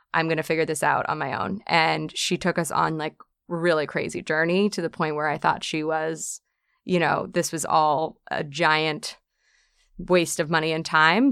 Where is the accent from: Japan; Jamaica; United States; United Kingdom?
United States; New York City, New York; born and raised on the island of Manhattan